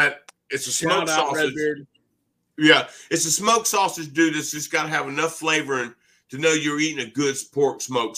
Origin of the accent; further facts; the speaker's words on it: Louisiana, United States; I'm from Louisiana